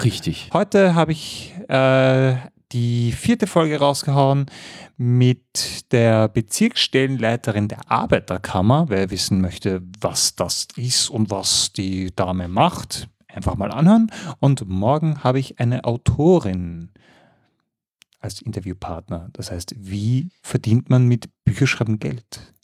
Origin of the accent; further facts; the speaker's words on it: Mödling, Lower Austria, Austria; Ich bin ja wirklich äh, Mödlinger, das heißt südlich von Wien, born and raised